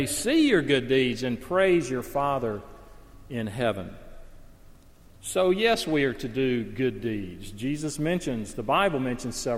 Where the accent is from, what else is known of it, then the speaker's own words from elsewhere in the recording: the South, Southern United States, United States; Now, I speak as a Southerner. I love the South. I grew up in the South.